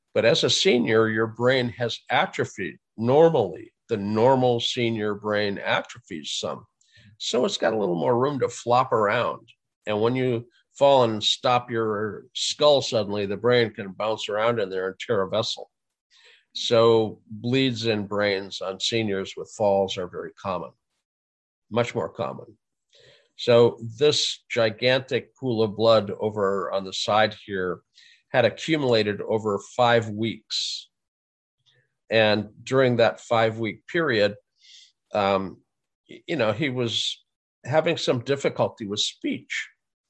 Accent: Fargo, North Dakota, United States; moved away; I grew up in Fargo

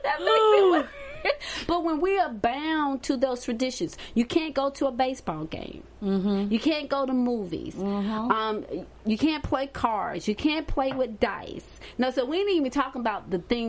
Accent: Hartsville, South Carolina, United States; I'm from Artsville, South Carolina

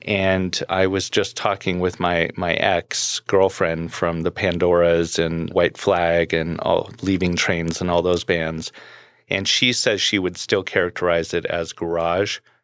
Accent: Los Angeles, California, United States; moved away as an adult; also born or lived in Orange County, California / Colorado; I grew up in Orange County and Los Angeles in the music world

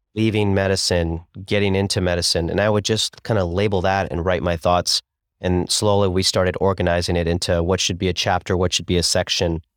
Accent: Columbus, Ohio, United States; also born or lived in Cincinnati / Chicago; I grew up in Columbus, Ohio

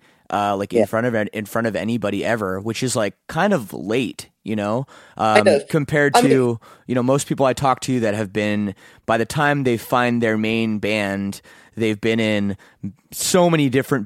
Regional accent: Toronto, Ontario, Canada; we're from the Toronto area

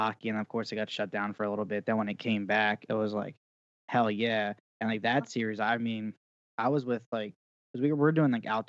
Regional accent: Pennsylvania, United States; So I'm in right outside South Philly, in an area called, like, Delaware County.

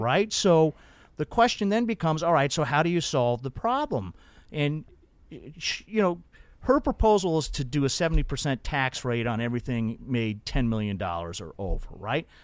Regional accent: Denver, Colorado, United States; when I was a kid growing up in Denver

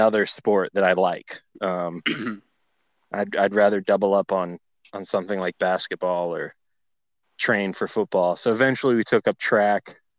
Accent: Tallahassee, Florida, United States; also born or lived in Los Angeles / Orlando; I'm from Tallahassee, Florida.

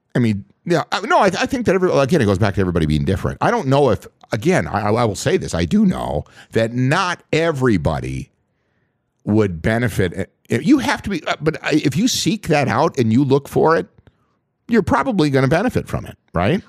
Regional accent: Voyageurs National Park, Minnesota, United States; the resorts that I worked at as a dock boy growing up in Voyagers National

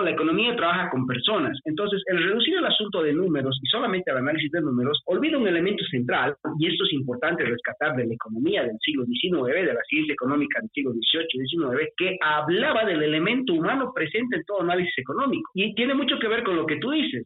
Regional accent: Bolivia; Tú y yo somos de, de Bolivia, somos de la misma ciudad

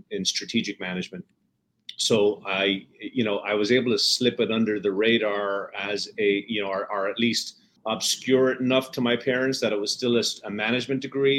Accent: Dublin, Leinster, Ireland; moved away; also born or lived in Wexford; I grew up in Dublin, Ireland

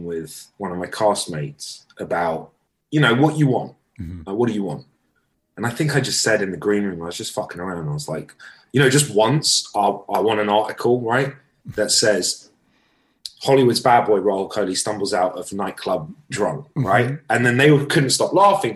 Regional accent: London, United Kingdom; moved away as an adult; also born or lived in Britain; now in United States; growing up in London

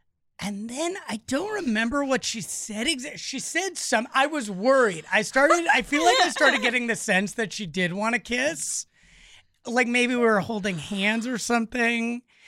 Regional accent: Los Angeles, California, United States; I grew up in Los Angeles.

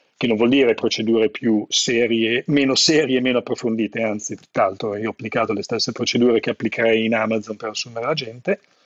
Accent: Italy; moved away as an adult; also born or lived in Seattle, United States; il mio paese

